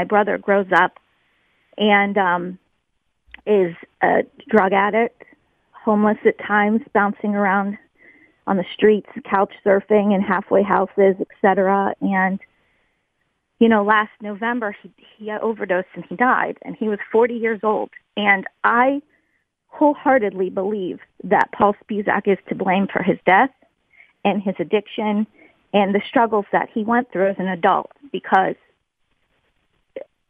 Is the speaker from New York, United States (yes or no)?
no; Crafton, Pennsylvania, United States; We grew up in Crafton, went to St. Philip's School and Parish in Crafton.